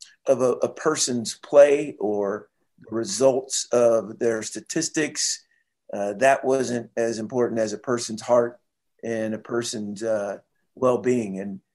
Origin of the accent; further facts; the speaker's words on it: Seattle, Washington, United States; I was first working, I was from Seattle or lived in Seattle.